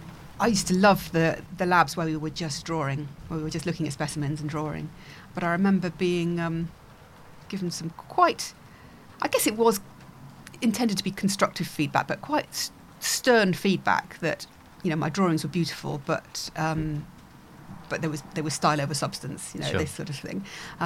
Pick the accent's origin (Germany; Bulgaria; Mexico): Germany; born there; also born or lived in Northern Ireland / Warminster, England; So I was born in Germany. We did a couple of post-tours of duty in Northern Ireland in the late 70s. And then it was back to Germany again for 3 years. And then home for 3 years in Warminster on the edge of Salisbury Plain